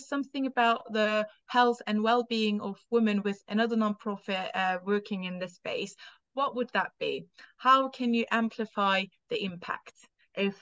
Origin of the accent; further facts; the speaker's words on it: Turkey; English is a second language; now in United Kingdom; I'm not from here. I'm from Turkey.